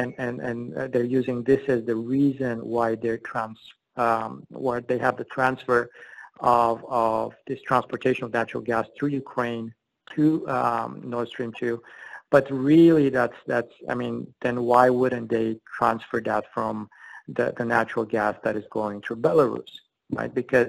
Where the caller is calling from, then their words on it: Abu Dhabi, United Arab Emirates; I'm calling from Abu Dhabi, and I had to go through a VPN